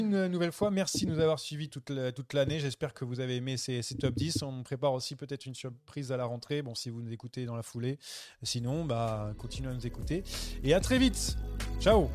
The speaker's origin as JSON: {"language": "French", "country": "France", "said": "on est français"}